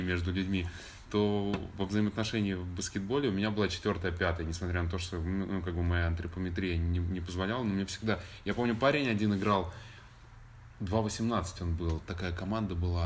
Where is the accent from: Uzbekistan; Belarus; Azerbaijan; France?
Belarus; moved away as an adult; also born or lived in Moscow, Russia; now in Los Angeles, United States